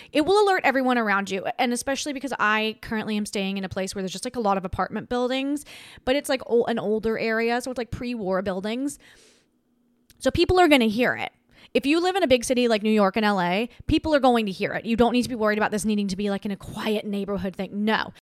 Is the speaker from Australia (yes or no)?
yes; Australia; moved away; I grew up in Australia